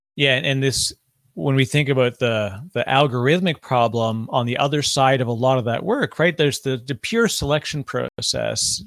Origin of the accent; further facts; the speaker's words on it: Canada; now in United States; I'm Canadian living in the United States